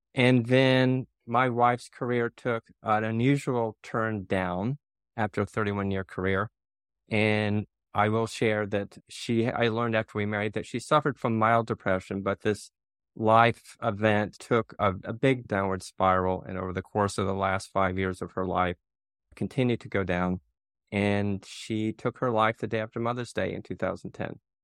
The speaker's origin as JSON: {"language": "English", "area": "near Nashville", "region": "a very small town in Tennessee", "country": "United States", "tie": "born or raised there", "moved": "yes", "said": "I'm from a very small town in Tennessee is where I grew up, not far from Nashville"}